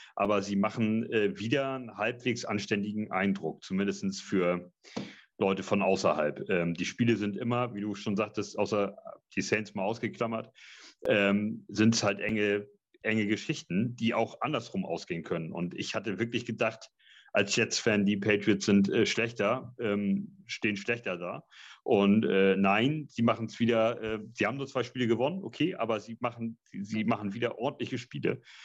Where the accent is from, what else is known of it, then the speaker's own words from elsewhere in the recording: Hamburg, Germany; für uns Hamburger hier